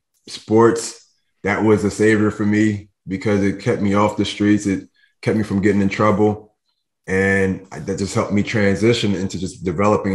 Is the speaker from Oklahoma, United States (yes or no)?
no; Philadelphia, Pennsylvania, United States; moved away as an adult; now in New Jersey, United States; I'm in New Jersey now, but I grew up in Philadelphia my whole life